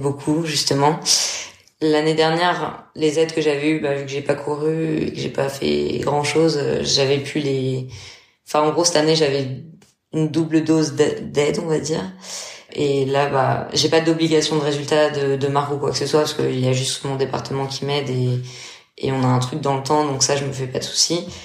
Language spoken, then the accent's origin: French; Metz, Grand Est, France; moved away as an adult; also born or lived in Portugal; je suis française, j'ai ans cinq ans. Je suis originaire de Metz.